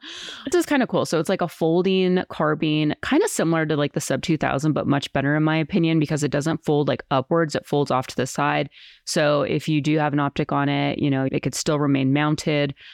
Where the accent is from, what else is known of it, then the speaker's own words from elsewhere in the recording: Colorado, United States; moved away as an adult; also born or lived in New York City; I'm from Colorado, I left when I was eighteen, went to New York City